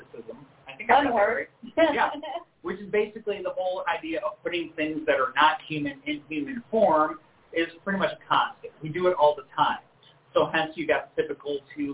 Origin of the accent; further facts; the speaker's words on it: Rochester, New York, United States; the University of Rochester, my hometown.